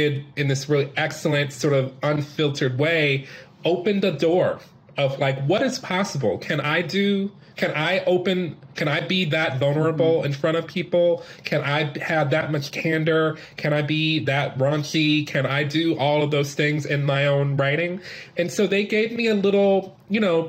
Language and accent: English; Detroit, Michigan, United States; moved away; I had a lot of opportunities growing up in Detroit with the parents that I had